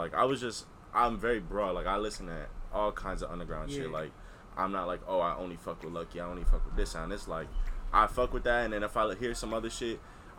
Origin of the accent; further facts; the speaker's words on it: New York, United States; moved away as an adult; now in West Palm Beach, United States; It all started out here in West Palm, but I'm from New York. I lived in New York my whole life, pretty much.